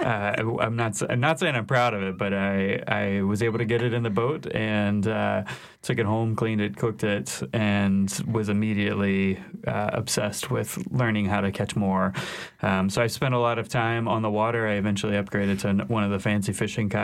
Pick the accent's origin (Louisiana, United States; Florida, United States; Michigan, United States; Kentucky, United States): Louisiana, United States; Shreveport; also born or lived in New York; now in New Orleans, United States; I am from Northwest Louisiana, but a long, long time ago, grew up on Caddo Lake and in Shreveport